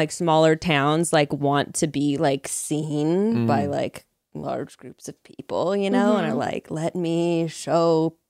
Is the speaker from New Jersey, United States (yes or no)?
no; Fresno, California, United States; I'm from the raisin capital of the United States.